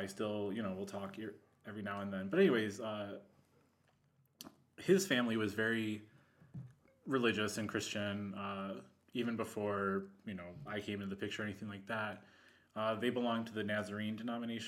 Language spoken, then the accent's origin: English; Bolingbrook, Illinois, United States; I grew up in the Chicago suburbs in Bolingbrook